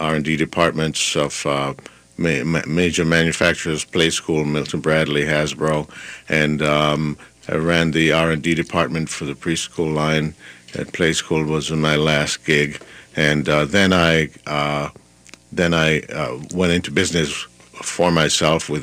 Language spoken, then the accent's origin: English; Jamaica; moved away as an adult; also born or lived in Minnesota; now in Minneapolis, United States; I was born in Jamaica and came to the United States at age 20.